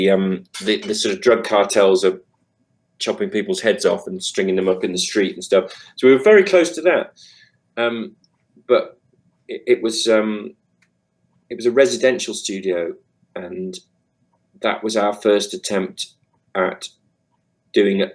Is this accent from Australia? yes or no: no; United Kingdom; us being British guys playing soul music